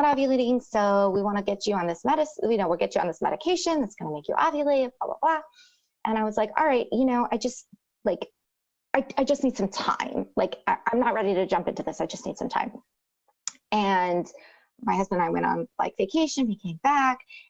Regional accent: Rio Grande Valley, Texas, United States; I'm from the Rio Grande Valley

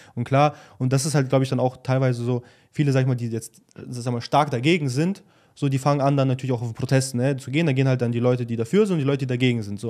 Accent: Germany; moved away; wir sind halt irgendwo auch in Deutschland aufgewachsen

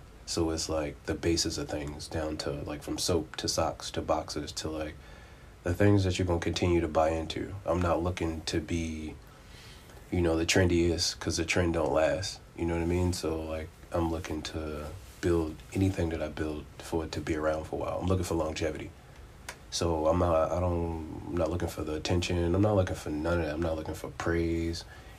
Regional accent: Baltimore, Maryland, United States; I'm originally from Baltimore, but I've kind of lived, like, everywhere.

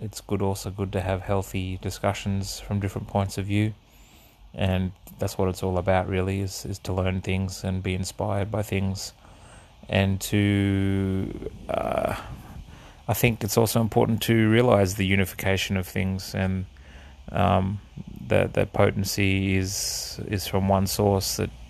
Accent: Australia; also born or lived in Netherlands; My upbringing was I was born in the Netherlands and lived there for a few years. Then we moved to Australia, and started in the southern states, and we sort of gradually moved up the east coast

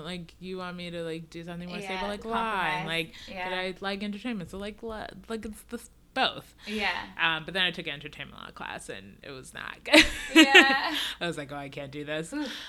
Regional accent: Nigeria; born there; They're immigrants. I was born in Nigeria.

